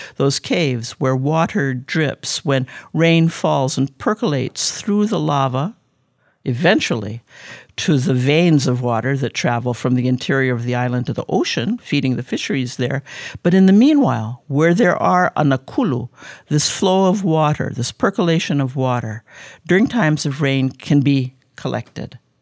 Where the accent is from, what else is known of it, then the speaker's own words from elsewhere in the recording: Honolulu, Hawaii, United States; also born or lived in Kona, Hawaii; I was born in Kona, but I was raised up on Oahu in Kaimuki on Eighth Avenue